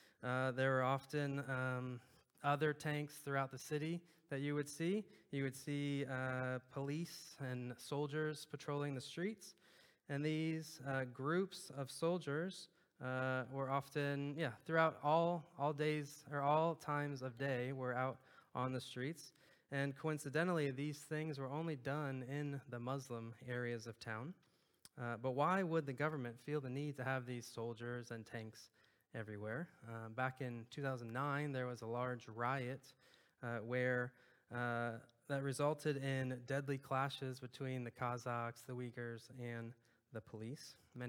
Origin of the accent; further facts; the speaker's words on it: Clearwater, Florida, United States; And it's kind of funny because we came from Florida, right on the beach there in Clearwater, Tampa area, and we moved to the furthest place in the world from a large body of water.